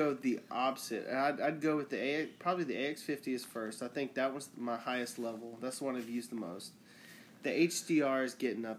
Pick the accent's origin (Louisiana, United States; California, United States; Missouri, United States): Louisiana, United States; I'm from Louisiana